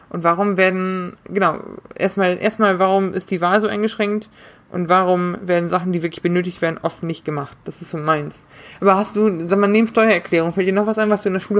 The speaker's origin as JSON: {"language": "German", "region": "North Rhine-Westphalia", "country": "Germany", "said": "Ich komme ich komm aus NRW. Anständiges Bundesland im Prinzip."}